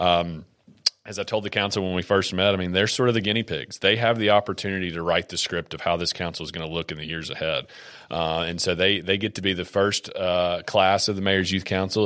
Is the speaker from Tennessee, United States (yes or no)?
yes; Columbia, Tennessee, United States; born and raised in Columbia.